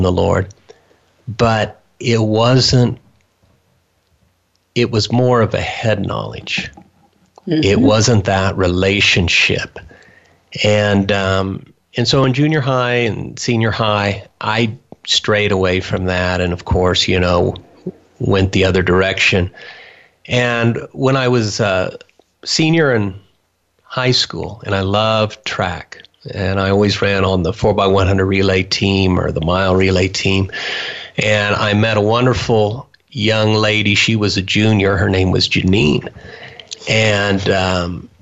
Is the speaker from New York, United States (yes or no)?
no; Wichita, Kansas, United States; moved away as an adult; now in Grangeville, United States; I grew up in Wichita, Kansas